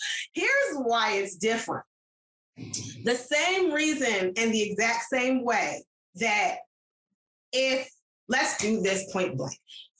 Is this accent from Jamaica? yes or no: yes; Jamaica; I was like, actually, I'm Jamaican.